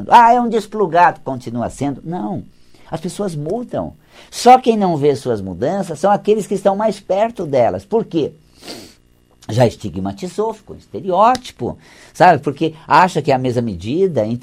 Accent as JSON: {"language": "Portuguese", "region": "Paraná", "country": "Brazil", "said": "Eu sou do interior do Paraná, né?"}